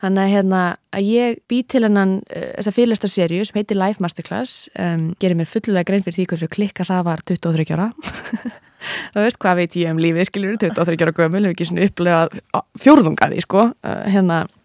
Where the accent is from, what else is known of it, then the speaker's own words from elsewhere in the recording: Akureyri, Northeastern Region, Iceland; moved away as an adult; also born or lived in Manhattan, New York; now in Brooklyn, United States; ég hef ólst upp í einbilshúsi á Akureyri